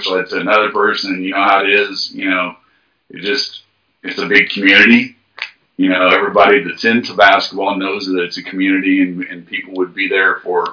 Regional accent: Crothersville, Indiana, United States; I'm originally from Jackson County, a small town called Crothersville High School is where I went to high school at.

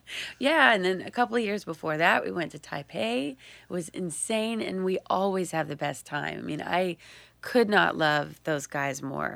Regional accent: Texas Hill Country, United States; moved away; I'm from South Central Texas, um, uh, right in between Austin and San Antonio, and they call it the Hill Country

